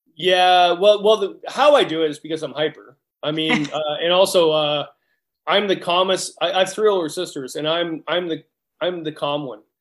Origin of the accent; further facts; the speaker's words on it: Canada; we're Canadian